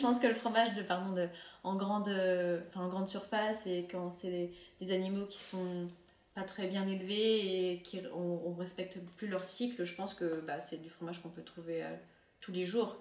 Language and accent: French; France; also born or lived in Finland; Je suis française et j'ai aussi la double nationalité finlandaise